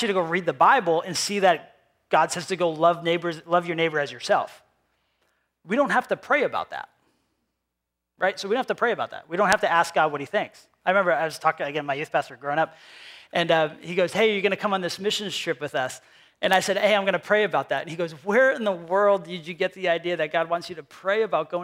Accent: Cumberland, Rhode Island, United States; accent: New England; moved away as an adult; also born or lived in Pennsylvania; I grew up here in Cumberland, Rhode Island, and then I moved to Pennsylvania, and then I moved back here with my family 3 years ago.

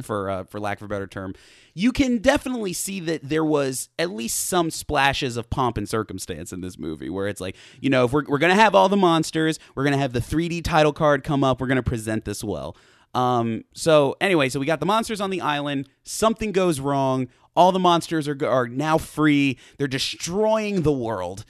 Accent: United States; as an American person

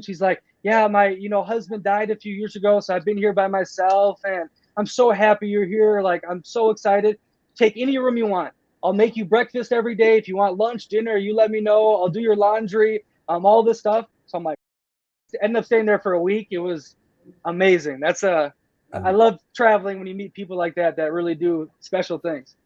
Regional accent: United States; moved away; also born or lived in Playa del Carmen; I am beyond blessed and grateful to be born in America when I was born in America

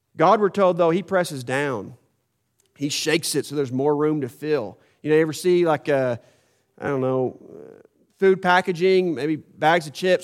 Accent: United States; I was born in the United States of America

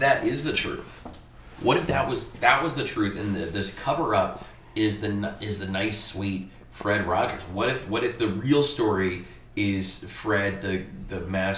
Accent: Germany; when I was a kid, because I grew up in Germany

